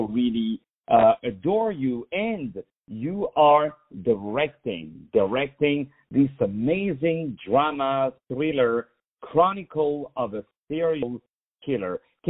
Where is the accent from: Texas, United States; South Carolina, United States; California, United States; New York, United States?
New York, United States; the NYPD being a New Yorker